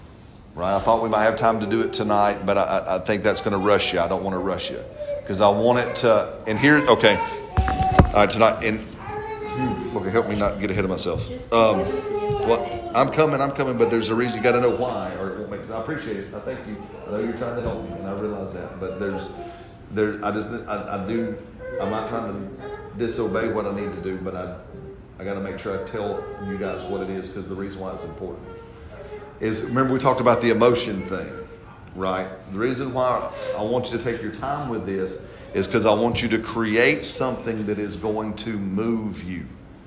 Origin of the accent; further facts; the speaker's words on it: United States; I'm an American.